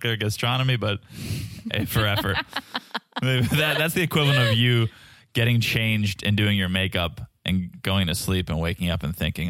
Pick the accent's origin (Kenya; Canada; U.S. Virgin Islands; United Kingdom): Canada; Yeah, because we're all Canadian, right? We're going to be chill about this.